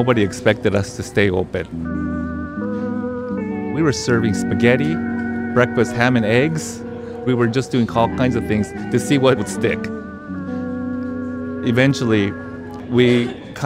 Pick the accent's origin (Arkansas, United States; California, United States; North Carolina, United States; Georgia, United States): California, United States; Los Angeles; I grew up in Little Tokyo